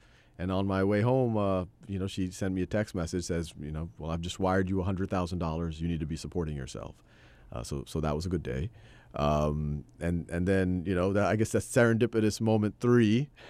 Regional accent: Metairie, Louisiana, United States; born there; I was born in Metairie, Louisiana. It's a suburb of New Orleans.

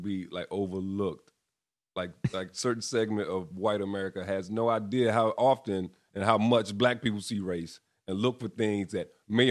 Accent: the South, United States; Well, I'm from the South, bro.

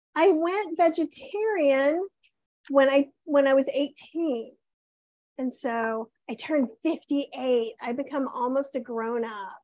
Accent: the South, United States; I grew up in the South where most meats were smoked

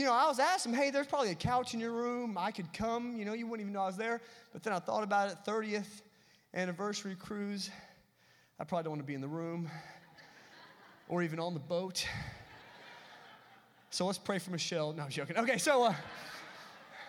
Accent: Tennessee, United States; I am from Tennessee.

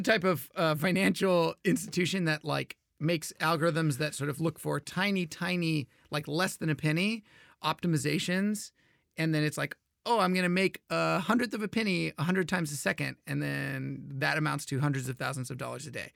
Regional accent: Houston, Texas, United States; I grew up in Houston, Texas

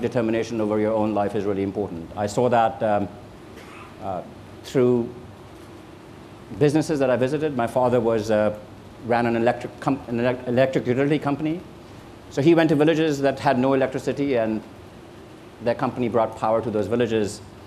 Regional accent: India; now in United States; I grew up in India, and it's a poor country.

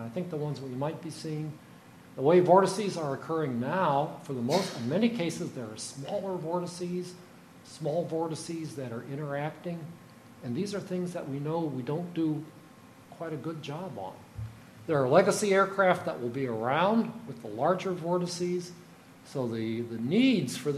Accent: United States; I'm an American

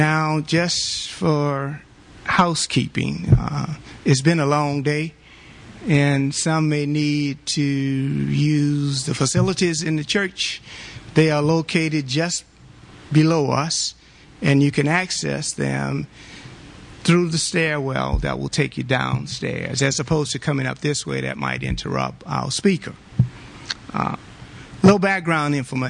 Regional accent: New Orleans, Louisiana, United States; as a youngster growing up in New Orleans, Louisiana, when the city was segregated

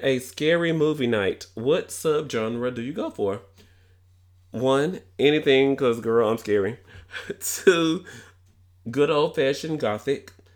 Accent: Tennessee, United States; accent: Tennessee; my Tennessee accent

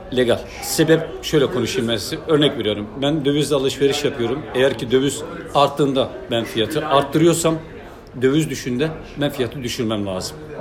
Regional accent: Malatya, Turkey; also born or lived in Kadıköy, Istanbul; now in Istanbul, Turkey; ben Malatyalıyım. Benim memleketimin e, en büyük gelir kaynağı tütüncülük.

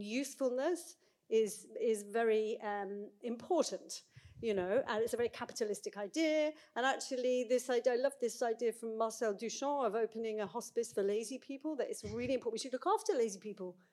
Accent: United Kingdom; now in Bergen, Norway; as a British person

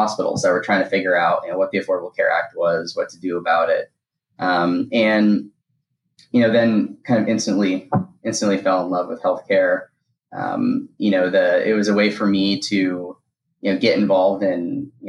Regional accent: Boston, Massachusetts, United States; I grew up in the Boston area

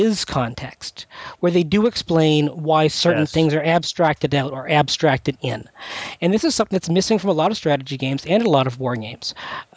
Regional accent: Canada; now in United States; I'm Canadian

